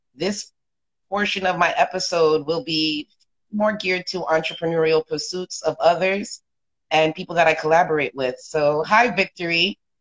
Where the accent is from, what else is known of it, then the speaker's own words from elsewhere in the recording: South Florida, United States; I'm from South Florida